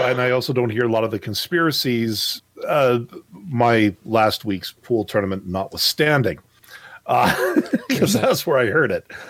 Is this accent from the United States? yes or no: no; Canada; as a Canadian